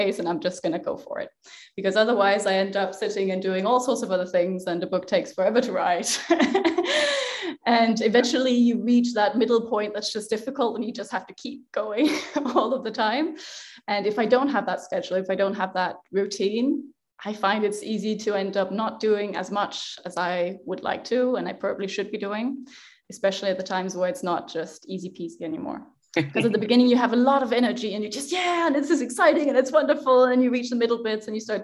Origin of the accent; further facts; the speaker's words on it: Denmark; I am Danish. So I was born in Denmark and I grew up with the Norse myths.